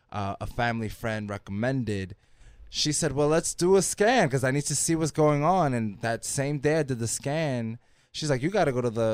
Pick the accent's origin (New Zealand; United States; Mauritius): United States; Washington Heights, New York; I grew up in Washington Heights basically till I was there till I was about 12. And when I started junior high school, I moved to Jackson Heights.